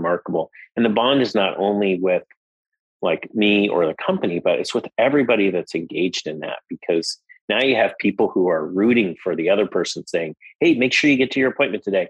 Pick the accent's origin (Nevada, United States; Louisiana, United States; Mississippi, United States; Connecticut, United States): Nevada, United States; Las Vegas; I grew up in Las Vegas, Nevada